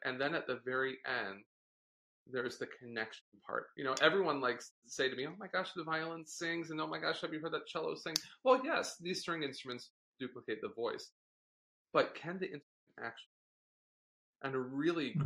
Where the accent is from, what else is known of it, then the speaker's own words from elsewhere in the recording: Cleveland, Ohio, United States; also born or lived in Delaware; I was born in Delaware. My parents met University of Delaware. And then they moved to Cleveland shortly after I was born